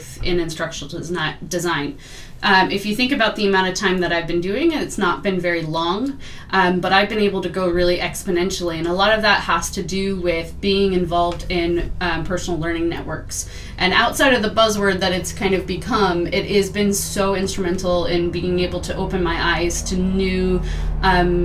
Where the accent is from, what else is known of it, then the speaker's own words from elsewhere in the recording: Portland, Oregon, United States; accent: American; moved away as an adult; now in Scotland, United Kingdom; I am originally from Portland, Oregon